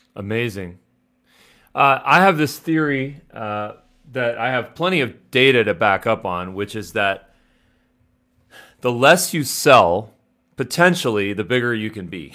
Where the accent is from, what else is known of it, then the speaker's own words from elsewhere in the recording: Los Angeles, California, United States; I'm from Los Angeles. You know, I went to U S C, I went to L M U.